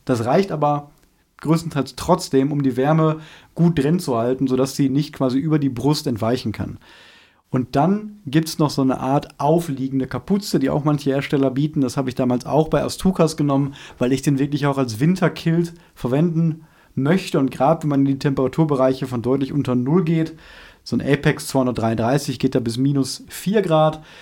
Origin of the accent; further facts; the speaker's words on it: Germany; als Deutscher